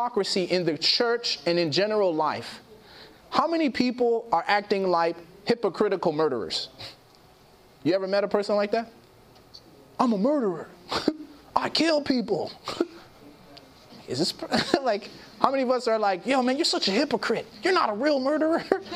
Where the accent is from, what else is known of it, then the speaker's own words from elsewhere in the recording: Chicago, Illinois, United States; I grew up in Chicago